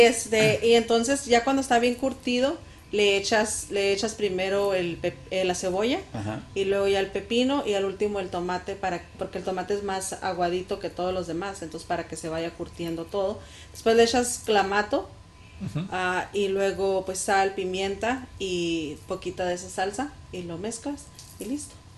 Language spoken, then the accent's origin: Spanish; Chihuahua, Mexico; now in Arizona, United States; soy de Chihuahua